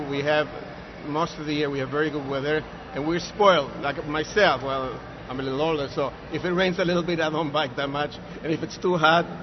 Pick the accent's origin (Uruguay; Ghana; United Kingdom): Uruguay; English is a second language; also born or lived in Belgium / Israel; Originally, I was raised. I was born in Belgium. {S4} Yeah. {S9} I was raised in Uruguay, South America.